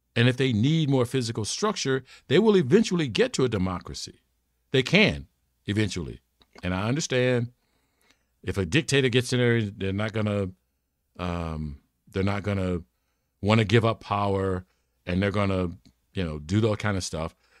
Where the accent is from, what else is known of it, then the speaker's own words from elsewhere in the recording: United States; I'm an American